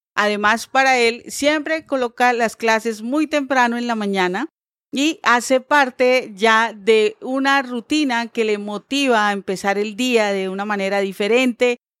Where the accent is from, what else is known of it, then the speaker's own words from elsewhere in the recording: Bucaramanga, Santander, Colombia; moved away as an adult; also born or lived in Barranquilla; now in Bogotá, Colombia; yo realmente nací en Bucaramanga. Eh, viví en Bucaramanga tal vez como por 26 años, los primeros 26 años de mi vida.